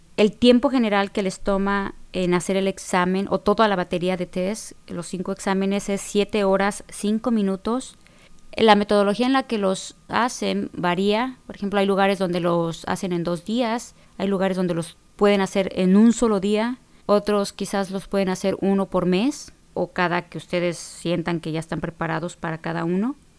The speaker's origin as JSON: {"language": "Spanish", "country": "Mexico", "moved": "yes", "lives_now": "Illinois, United States", "said": "allá lo conocemos como secundaria"}